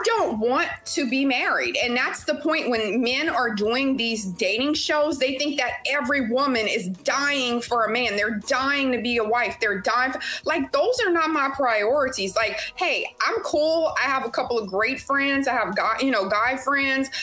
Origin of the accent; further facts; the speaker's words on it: Louisiana, United States; moved away as an adult; now in Houston, United States; I'm originally from Louisiana and I live in Houston, Texas. And I've been here about 17 years now, um, but I'm still straight LA.